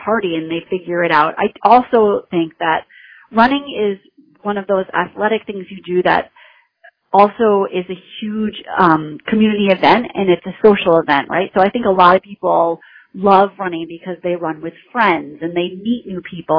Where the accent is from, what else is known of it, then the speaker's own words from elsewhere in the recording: New Hampshire, United States; moved away as an adult; now in Western Massachusetts, United States; I grew up in New Hampshire, actually